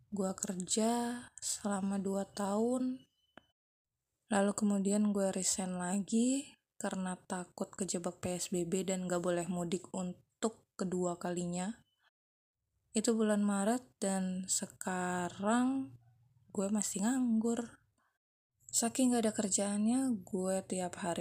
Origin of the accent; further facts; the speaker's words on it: Tangerang, Banten, Indonesia; also born or lived in Yogyakarta; gue lahir di Tangerang, SD, SMP, SMA juga di Tangerang, kemudian kuliah di Jogja, hmm, 9 tahun lah ya